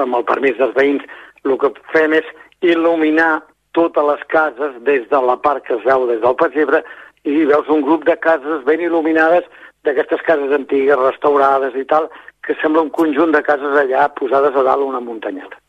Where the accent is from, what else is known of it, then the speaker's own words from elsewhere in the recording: Montràs, Catalonia, Spain; now in Castell d'Aro, Spain; jo vaig néixer a Montràs i per qüestions de... familiars vaig vindre a viure a Castelldaro. O, o és fa 32 anys que vaig vindre a viure a Castelldaro